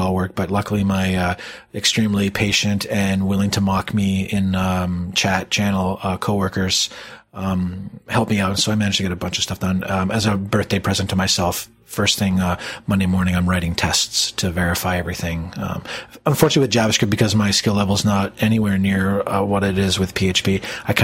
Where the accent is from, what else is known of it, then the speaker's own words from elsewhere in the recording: Canada; being Canadian